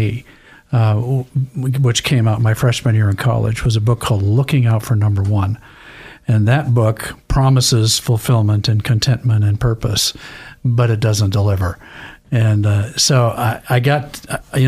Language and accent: English; Idaho, United States; I grew up in Idaho.